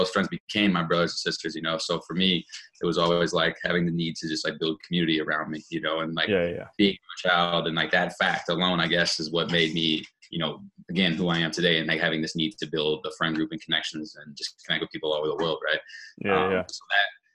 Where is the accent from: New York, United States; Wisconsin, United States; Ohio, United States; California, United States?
Wisconsin, United States; Madison; now in Milwaukee, United States; I grew up actually in Madison, which is just like a little bit west of Milwaukee